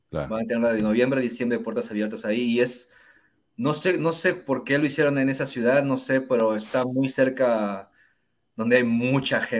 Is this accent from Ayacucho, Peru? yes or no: no; Lima, Peru; como yo de Comas